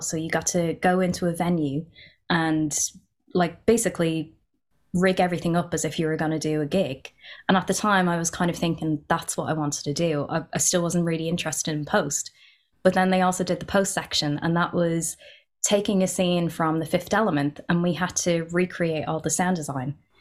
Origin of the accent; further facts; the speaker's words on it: Ireland; I'm half Pakistani, half Irish. Growing up in Ireland, being mixed race